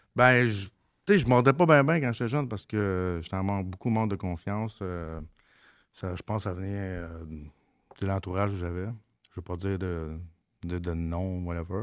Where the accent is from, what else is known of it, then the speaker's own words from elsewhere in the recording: Mont-Saint-Michel, Quebec, Canada; je viens de Mont-Saint-Michel, dans le bout de Mont-Laurier